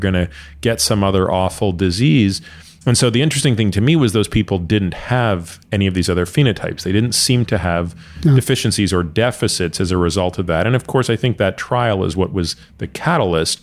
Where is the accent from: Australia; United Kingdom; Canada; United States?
Canada; Toronto, Ontario; I grew up in Toronto